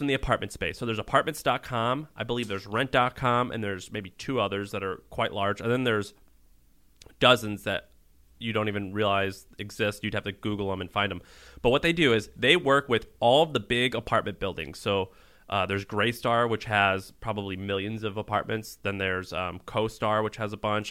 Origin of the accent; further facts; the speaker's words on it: Missouri, United States; moved away; also born or lived in Tennessee; I'm from Missouri by way of Tennessee